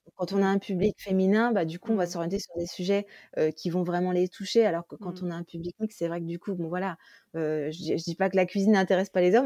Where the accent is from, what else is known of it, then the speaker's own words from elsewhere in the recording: France; je suis française